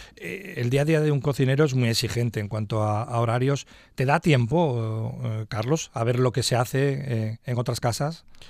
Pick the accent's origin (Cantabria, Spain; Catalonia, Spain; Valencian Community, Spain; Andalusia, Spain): Cantabria, Spain; nuestra región